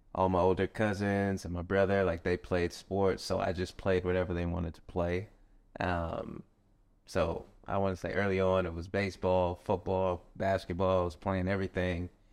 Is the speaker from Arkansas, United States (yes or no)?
no; Tucson, Arizona, United States; moved away; growing up, I'm from Tucson, Arizona.